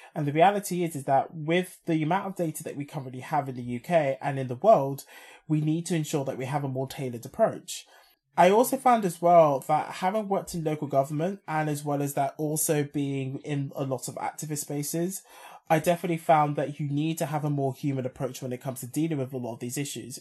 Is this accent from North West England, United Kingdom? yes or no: no; London, United Kingdom; as a Londoner